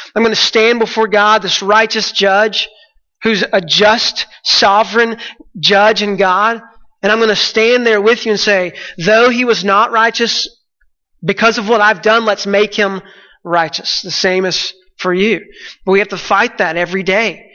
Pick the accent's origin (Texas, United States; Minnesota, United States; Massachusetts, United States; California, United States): Texas, United States; I'm from Texas